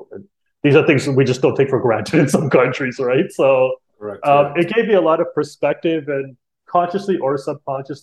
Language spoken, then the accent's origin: English; Canada; also born or lived in India / Costa Rica / Toronto; I was born in Canada